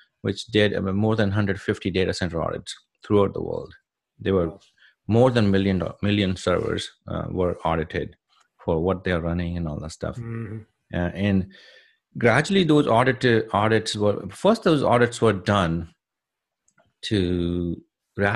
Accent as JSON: {"language": "English", "country": "India", "tie": "born or raised there", "moved": "as an adult", "lives_now": "United States", "said": "I'm originally from India, born and raised in India in a small village."}